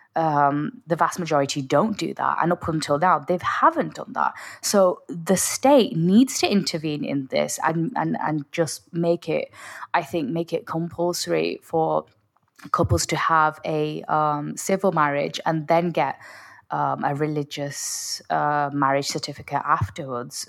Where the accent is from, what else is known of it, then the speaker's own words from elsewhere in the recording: Oldham, North West England, United Kingdom; my hometown